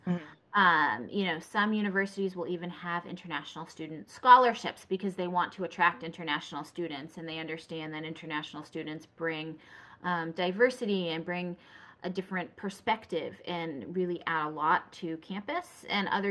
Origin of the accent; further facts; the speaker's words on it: New Hampshire, United States; I grew up in New Hampshire, like, you know, in very snowy times.